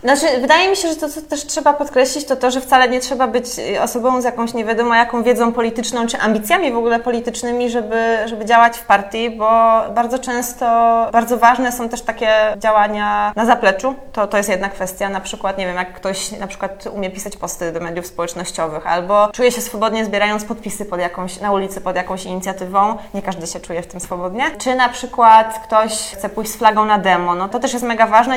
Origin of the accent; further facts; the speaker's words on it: Poznań, Greater Poland, Poland; now in Warsaw, Poland; pochodzę z Poznania